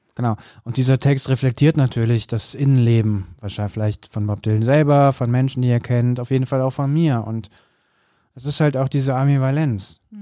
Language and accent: German; Bergisches Land, North Rhine-Westphalia, Germany; ich bin ja im Bergischen Land äh, groß geworden, am Ende der Welt